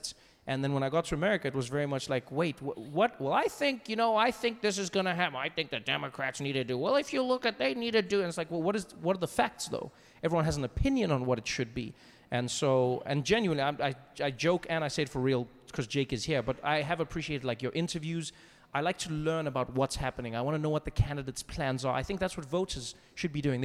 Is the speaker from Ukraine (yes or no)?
no; South Africa; moved away as an adult; now in United States; one thing that I took for granted growing up in South Africa is we just knew what was happening in the world